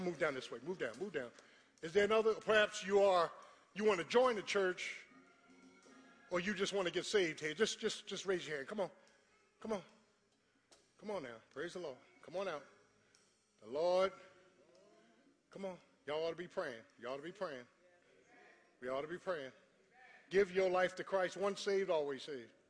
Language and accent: English; Philadelphia, Pennsylvania, United States; I'm from Philly. I'm a Philly boy